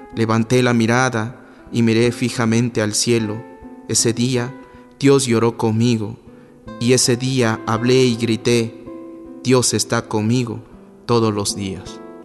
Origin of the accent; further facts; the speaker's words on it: Juchitán de Zaragoza, Oaxaca, Mexico; soy de Juchitán de Zaragoza, Oaxaca